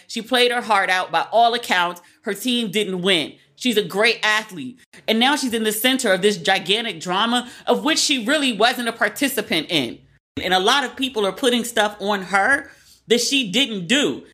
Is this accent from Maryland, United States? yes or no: yes; Maryland, United States; I'm from Maryland, but I, I'm on the P G County side